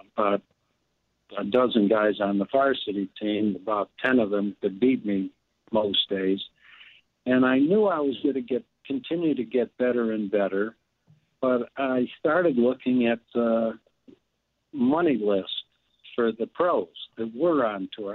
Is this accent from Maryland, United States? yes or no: no; Highland Park, Illinois, United States; also born or lived in Buffalo, New York; I started caddying there when we moved to Highland Park from Buffalo, New York, when I was 11 years old, 1952